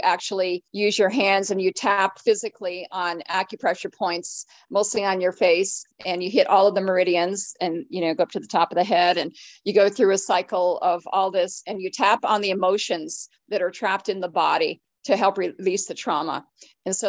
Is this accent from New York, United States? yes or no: yes; upstate New York, United States; moved away; I was up in my hometown, which is upstate New York